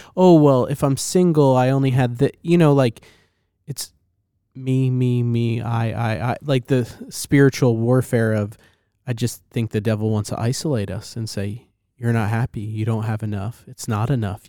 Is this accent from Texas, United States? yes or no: no; New Jersey, United States; I'm a kid from New Jersey